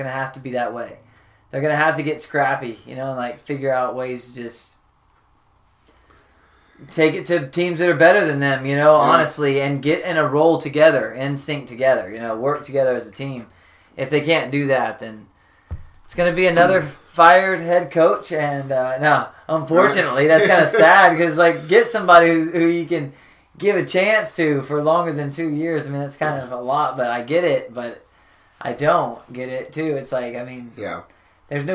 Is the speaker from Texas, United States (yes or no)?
yes; Dallas, Texas, United States; I was born in Dallas